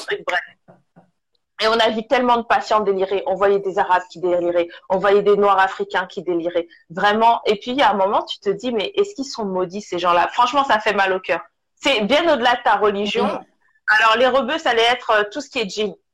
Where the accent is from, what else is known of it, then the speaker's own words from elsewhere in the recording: Togo; Je suis du Togo